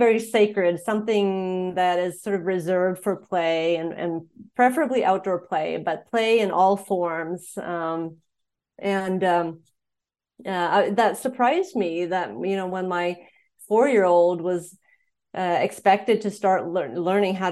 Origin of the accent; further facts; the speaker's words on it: Sweden; moved away as an adult; also born or lived in Montana, United States / Indiana, United States; now in United States; I was born and raised in Sweden, and then I moved to the U.S. when I was in my 20s